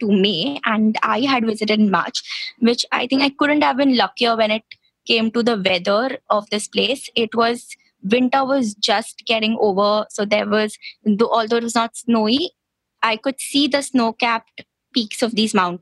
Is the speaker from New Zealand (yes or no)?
no; Mumbai, Maharashtra, India; also born or lived in Goa; Born and brought up in Mumbai, but a native of Goa.